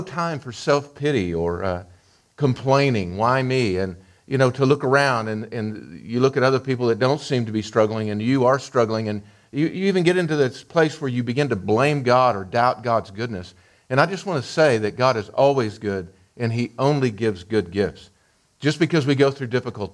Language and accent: English; Amarillo, Texas, United States; when I was raised here in Amarillo, I was raised by a family that was really prejudiced